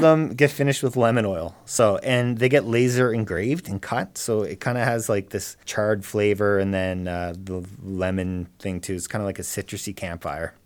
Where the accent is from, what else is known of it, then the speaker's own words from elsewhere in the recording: Cape Breton, Nova Scotia, Canada; moved away; I'm from Cape Breton originally